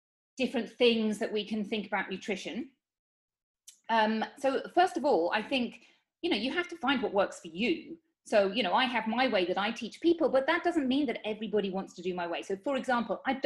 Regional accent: United Kingdom; moved away as an adult; now in Spain; I'm from the United Kingdom. But I live in Spain.

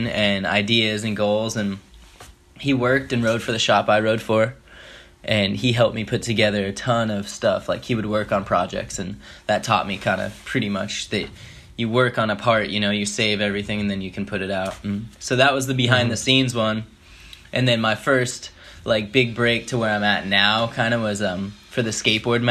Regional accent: Albuquerque, New Mexico, United States; Growing up in Albuquerque

